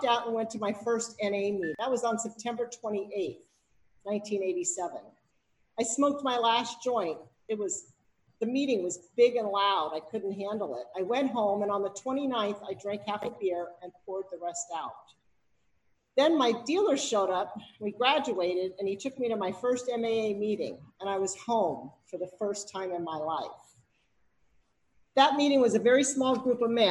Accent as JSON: {"language": "English", "town": "Berkeley", "region": "California", "country": "United States", "tie": "born or raised there", "said": "I was raised in Berkeley"}